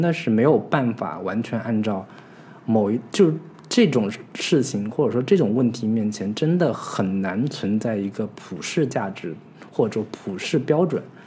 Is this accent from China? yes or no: yes; China; 我们中国人似乎 非常清楚